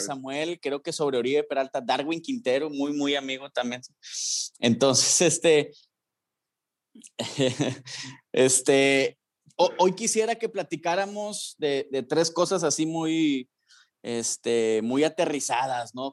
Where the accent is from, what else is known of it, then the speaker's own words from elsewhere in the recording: Mexico; como mexicanos